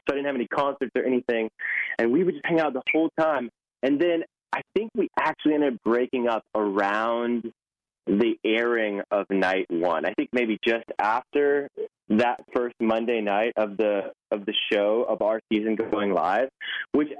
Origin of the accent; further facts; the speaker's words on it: Nashville, Tennessee, United States; I live in Nashville. That's where I'm from